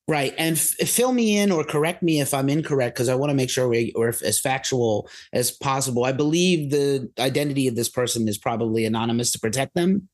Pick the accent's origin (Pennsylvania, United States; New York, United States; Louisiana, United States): New York, United States; New York City; growing up in New York City